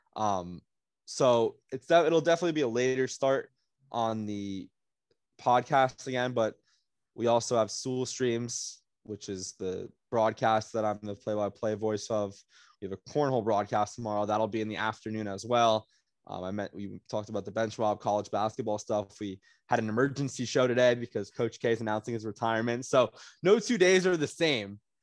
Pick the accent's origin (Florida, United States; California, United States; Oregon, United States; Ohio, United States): Florida, United States; South; I'm from South Florida